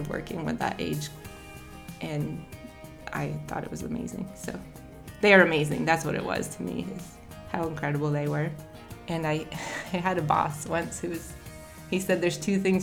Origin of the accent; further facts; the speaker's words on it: Highgate, Vermont, United States; I'm from Highgate, Vermont